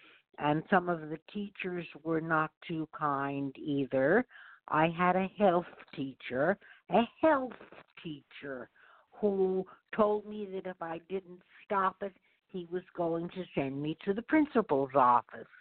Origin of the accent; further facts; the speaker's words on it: suburbs of New York, United States; I grew up in the suburbs of New York